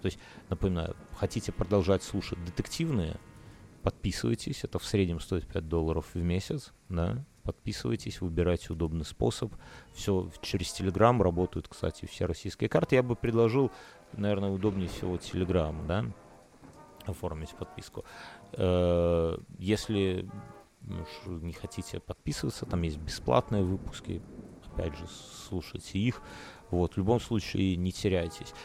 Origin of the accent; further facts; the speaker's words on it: Belarus; я из Беларуси